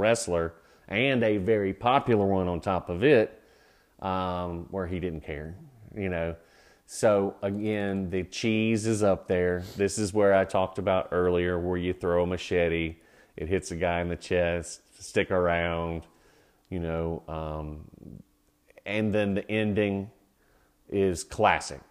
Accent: Georgia, United States; moved away; also born or lived in North Carolina; When I grew up in Georgia

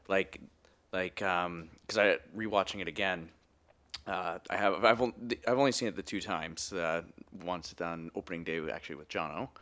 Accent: Edmonton, Alberta, Canada; accent: Canadian; moved away as an adult; now in Vancouver, Canada; as you can tell from my accent, uh, Canadian boy

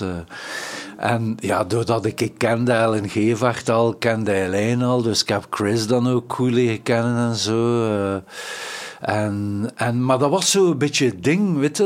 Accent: Ghent, Flanders, Belgium; als Gentse eh, jongens en meisjes

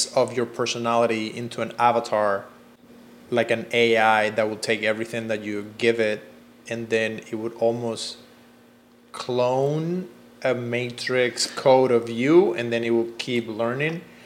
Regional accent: Cuba; now in Los Angeles, United States; I come from Cuba

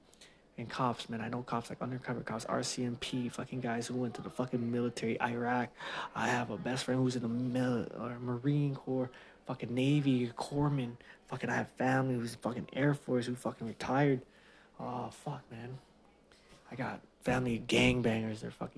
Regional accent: Philippines; But being Filipino, they always give me all this fake Filipino shirts and fake Filipino shoes.

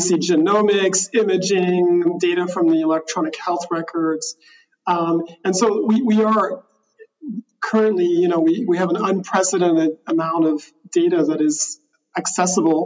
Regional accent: Switzerland; I grew up in Switzerland

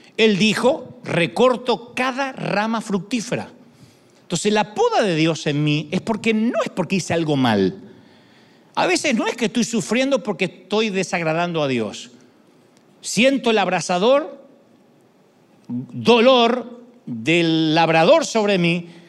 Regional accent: Argentina; soy el más argentino de los argentinos

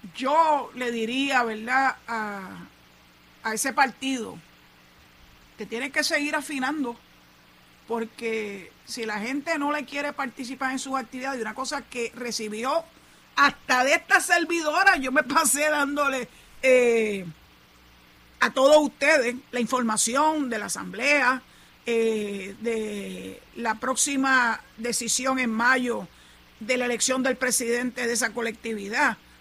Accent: Puerto Rico; Somos ciudadanos puertorriqueños

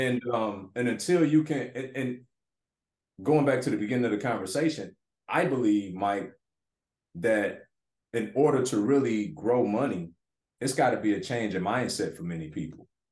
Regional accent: Detroit, Michigan, United States; moved away as an adult; Growing up in Detroit inner city

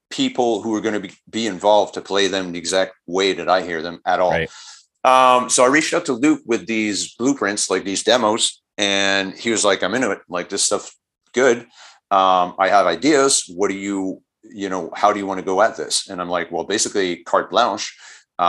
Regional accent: Montreal, Quebec, Canada; we're from Montreal

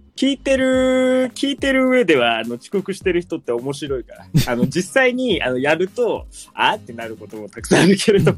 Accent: Nagasaki, Japan; 自分の地元の長崎で

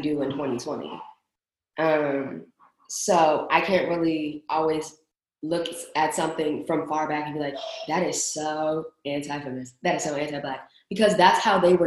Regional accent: Waldorf, Maryland, United States; I'm from Waldorf

